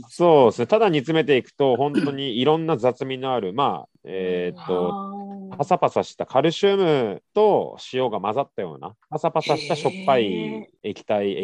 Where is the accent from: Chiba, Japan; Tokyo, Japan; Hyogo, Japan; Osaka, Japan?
Tokyo, Japan; Katsushika; moved away as an adult; also born or lived in Amakusa, Kumamoto; 生まれも育ちも葛飾市場又なんですよ